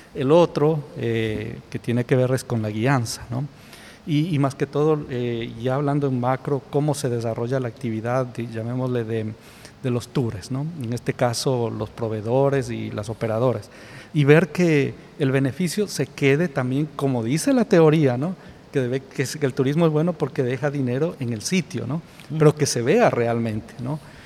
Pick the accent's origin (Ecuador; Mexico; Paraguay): Ecuador